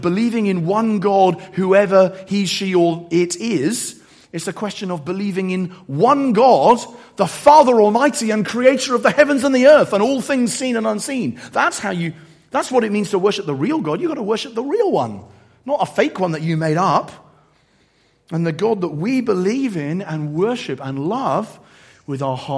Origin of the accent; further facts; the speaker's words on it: Eastbourne, South East England, United Kingdom; my hometown of Eastbourne